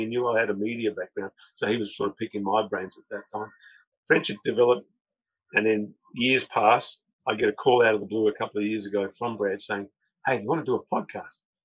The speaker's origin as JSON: {"language": "English", "country": "Australia", "tie": "born or raised there", "said": "I'm the only one that was born in Australia"}